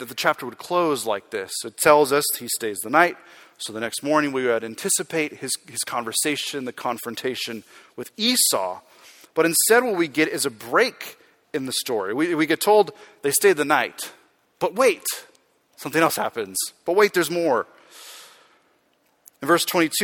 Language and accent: English; Arizona, United States; I grew up in Arizona, and I grew up in a small town, very small town